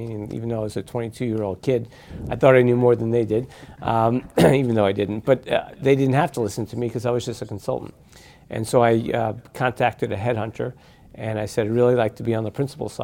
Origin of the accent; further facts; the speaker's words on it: Huntington, New York, United States; I grew up on Long Island in Huntington on the border of Nassau and Suffolk County